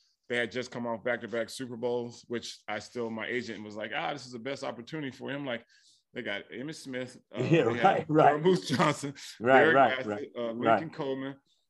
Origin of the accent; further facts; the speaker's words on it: Frankfurt, Hesse, Germany; born there; my dad was in the military, so I was born in Frankfurt, Germany, so I never played organized football until my 10th grade year in high school.